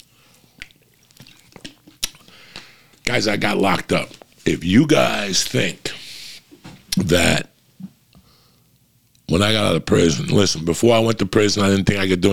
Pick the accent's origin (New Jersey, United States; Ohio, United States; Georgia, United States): New Jersey, United States; North Bergen; moved away as an adult; also born or lived in Cuba; now in Los Angeles, United States; I come from North Bergen, New Jersey